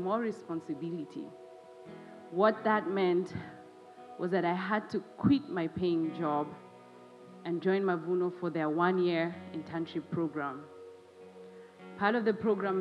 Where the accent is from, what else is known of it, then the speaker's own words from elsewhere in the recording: Kenya; my home country, Kenya